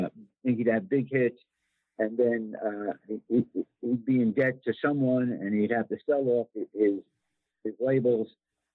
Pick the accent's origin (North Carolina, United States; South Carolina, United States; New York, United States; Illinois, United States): New York, United States; Levittown; my hometown of Levittown, New York